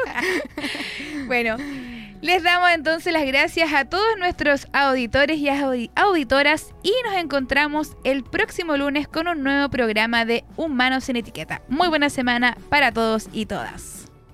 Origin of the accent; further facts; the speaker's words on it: Concepción, Biobío, Chile; Yo también soy muy penquista.